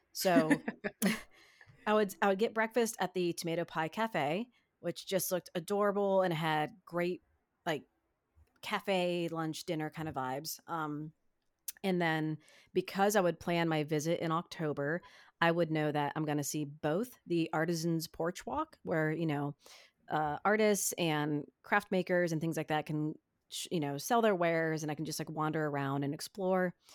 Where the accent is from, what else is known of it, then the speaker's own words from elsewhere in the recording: Ohio, United States; growing up in Ohio, I'm very close to Cedar Point